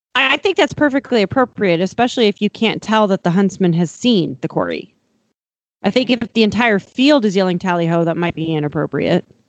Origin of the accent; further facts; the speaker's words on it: Montana, United States; I'm from Montana